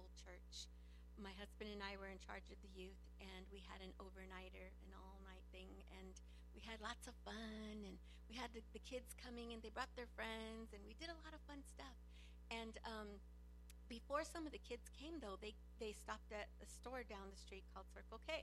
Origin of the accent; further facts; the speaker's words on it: Los Angeles, California, United States; I grew up in East